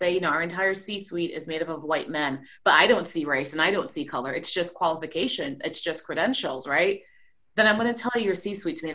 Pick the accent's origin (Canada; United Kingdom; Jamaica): Jamaica; also born or lived in Trinidad and Tobago; now in United States; I grew up in a country that's 95% Black. I grew up in Jamaica. I also grew up in a country that's 30-30-30. It's a lot of mixed different in this season, Trinidad and Tobago.